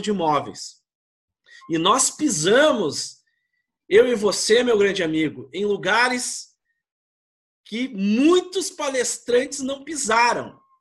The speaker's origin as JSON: {"language": "Portuguese", "town": "Porto Alegre", "region": "Rio Grande do Sul", "country": "Brazil", "said": "Nós somos gaúchos"}